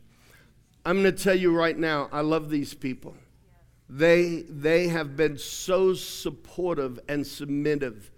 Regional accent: Australia; moved away as an adult; now in United States; I had lived in Australia for 29 years, even though I'm an American. Aussies reminded me often that I was an American. I'd hear Yankee all the time. And when I first went to school there

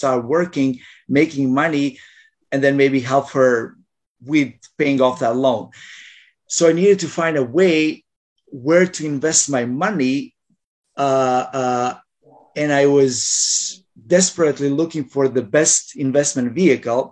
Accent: Croatia; moved away as an adult; now in Canada; when I was still in Croatia

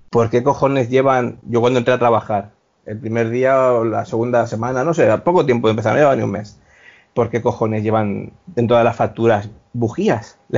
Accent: Valencia, Valencian Community, Spain; Hola chicos, nada, pues … eh, soy de Valencia

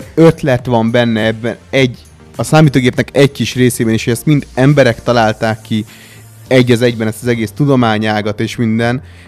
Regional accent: Hungary

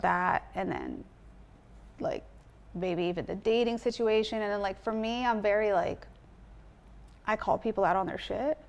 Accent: Orange County, California, United States; moved away as an adult; also born or lived in Washington, D.C. / Baltimore; now in Los Angeles, United States; I grew up in California

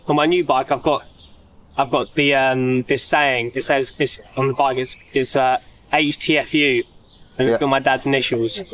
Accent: East Sussex, South East England, United Kingdom; from East Sussex, so I'm like in between Brighton and London.

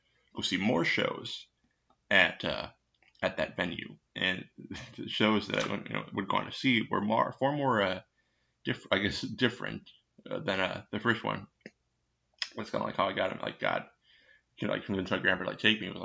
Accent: Minnesota, United States; I'm from Minnesota.

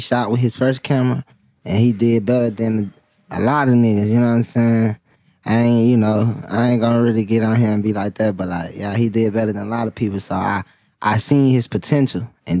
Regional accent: Mobile, Alabama, United States; Just a young brother from Mobile, Alabama

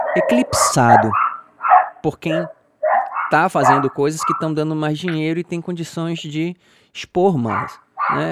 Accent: Salvador, Bahia, Brazil; eu sou baiano, sou daqui

